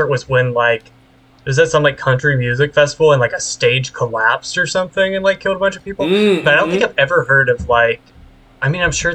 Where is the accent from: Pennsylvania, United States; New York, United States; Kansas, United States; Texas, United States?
Texas, United States; moved away; I grew up in Texas